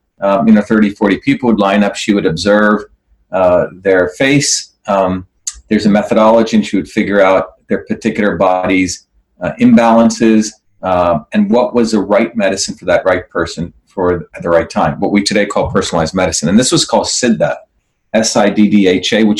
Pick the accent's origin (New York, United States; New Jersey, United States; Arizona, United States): New Jersey, United States; born or raised there; also born or lived in Mumbai, India / South India